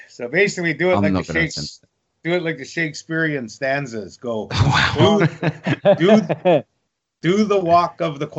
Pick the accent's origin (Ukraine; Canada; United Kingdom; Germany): Canada; British Columbia; I'm Canadian